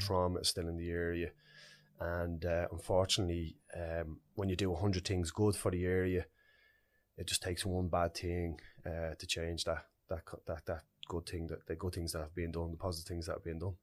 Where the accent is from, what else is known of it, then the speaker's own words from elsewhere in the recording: Dublin, Leinster, Ireland; I grew up in Ballymun, it was a special community to me.